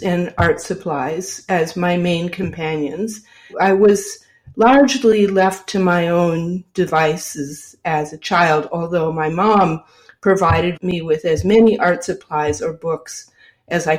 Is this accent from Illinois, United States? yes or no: no; Michigan, United States; now in North Adams, United States; when I was growing up in Michigan